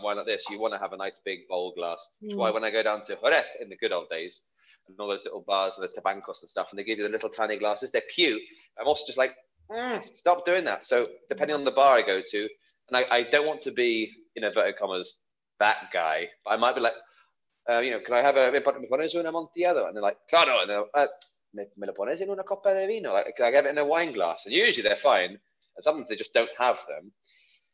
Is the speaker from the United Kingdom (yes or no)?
yes; United Kingdom; as a Brit